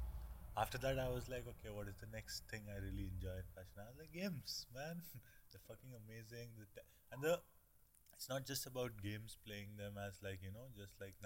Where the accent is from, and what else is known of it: Delhi, India; moved away